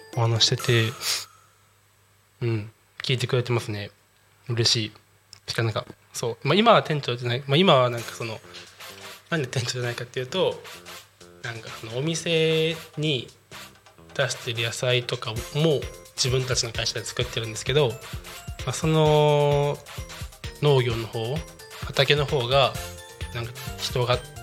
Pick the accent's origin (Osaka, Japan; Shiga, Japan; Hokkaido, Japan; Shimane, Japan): Shiga, Japan; Otsu; moved away as an adult; also born or lived in Sanda, Hyogo / Kyoto; now in Chiba, Japan; 出身は滋賀県です。で、でも出身は滋賀県だけど、生まれは兵庫県なんですよ。兵庫県の三田市ってとこなんですよね。で、そこで幼稚園の途中までいて、